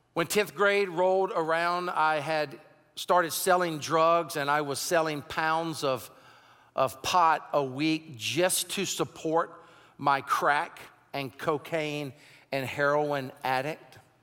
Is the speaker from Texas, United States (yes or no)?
no; Sumter, South Carolina, United States; also born or lived in Raleigh-Durham-Chapel Hill area, North Carolina; now in North Carolina, United States; I was born and raised in Sumter, South Carolina, grew up in a, in a very southern culture of hunting and sports